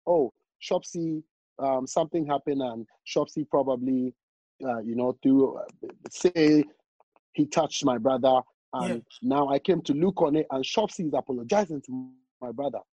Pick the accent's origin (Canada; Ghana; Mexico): Ghana; I'm, I'm from Ghana